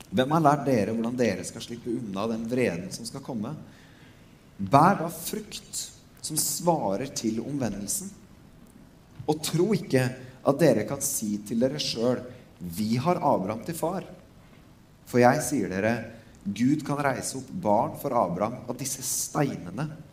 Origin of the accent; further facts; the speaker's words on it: Norway